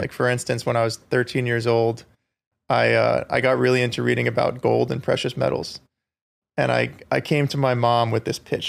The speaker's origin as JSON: {"language": "English", "area": "Long Island", "region": "New York", "country": "United States", "tie": "born or raised there", "said": "I grew up on Long Island"}